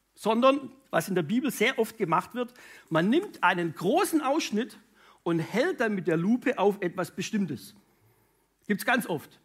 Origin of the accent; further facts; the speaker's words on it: Münchingen, Baden-Württemberg, Germany; Ursprungsfamilie komme ich aus Münchingen bei Stuttgart